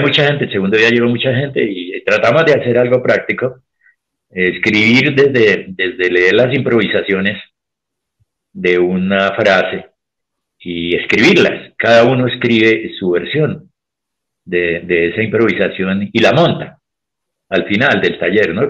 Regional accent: Colombia; cómo somos los colombianos

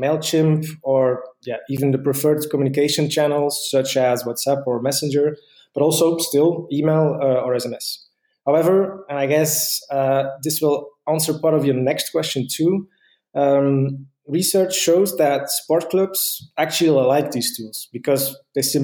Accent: Ghent, Flanders, Belgium; I'm from Ghent, Belgium

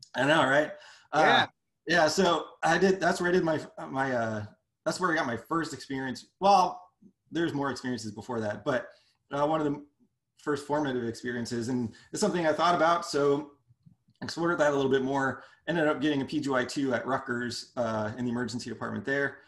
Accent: Canada; moved away as an adult; also born or lived in Brooklyn, New York; now in United States; I'm I'm from Canada

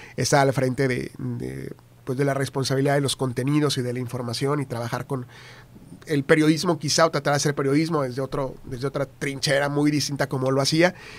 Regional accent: San Fernando, Tamaulipas, Mexico; moved away as an adult; also born or lived in Reynosa / Ciudad Victoria; now in Monterrey, Mexico; yo nací en Reynosa, eh, Tamaulipas, viví en San Fernando hasta los 15 años

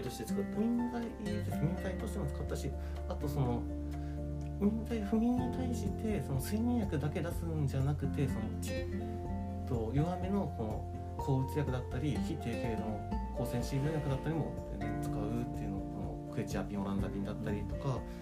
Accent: Hokkaido, Japan; moved away; 地元が北海道でいずれは北海道戻るつもり

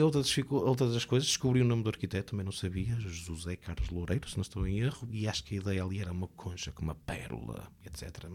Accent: Porto, Norte, Portugal; moved away; como portuense, nascido e criado

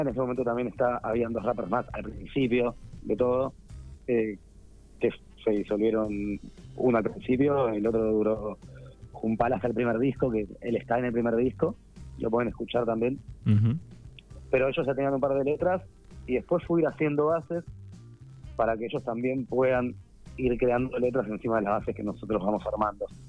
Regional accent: Buenos Aires, Argentina; yo soy de Belgrano

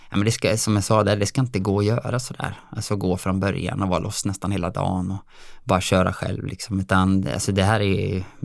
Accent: Dalarna County, Sweden; also born or lived in Alingsås area; now in Alingsås, Sweden; Absolut, jag är ju från Dalarna

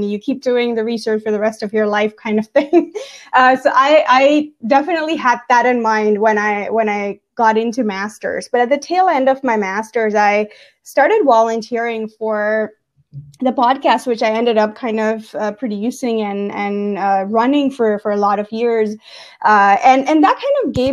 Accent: Gujarat, India; moved away; I was born and brought up in India

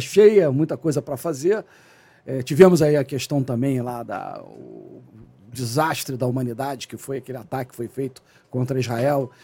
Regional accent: Rio de Janeiro, Brazil; also born or lived in Nova Friburgo; Até que eu mudei para o Rio com 10 anos de idade, fui morar em Cascadura, né, ali na rua Barão do Baranal, e passei boa parte da minha infância no, no, no subúrbio do Rio

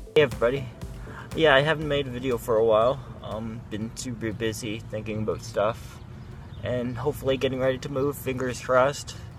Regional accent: Greenwood, Nova Scotia, Canada; now in Halifax, Canada; I'm from Nova Scotia, down in the valley.

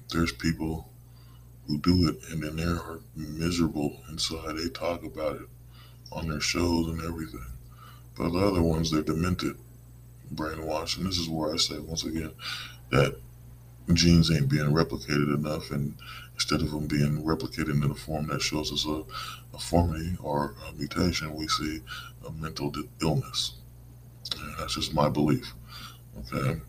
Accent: United States; as American people, as citizens

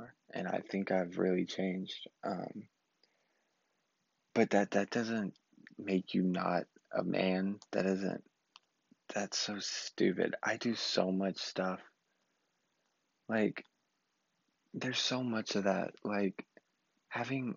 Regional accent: Southeast Texas, United States; also born or lived in Austin, Texas; I just wanted to get out of my hometown. Hated Southeast Texas. I'm back now

